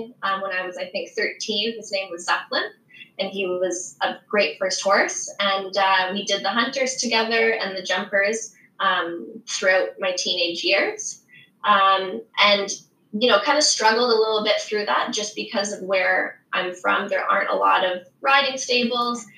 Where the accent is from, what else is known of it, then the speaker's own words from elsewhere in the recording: a small town in Southern Quebec, Canada; now in Southern Ontario, Canada; I'm originally from a small town in Southern Quebec. There were a lot more dairy farms than there were horse stables growing up.